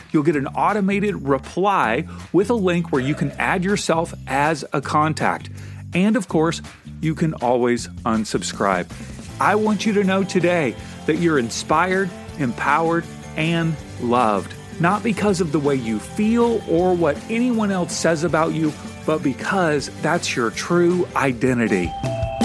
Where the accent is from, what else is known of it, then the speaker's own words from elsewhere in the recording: the South, United States; I grew up in the South in the U S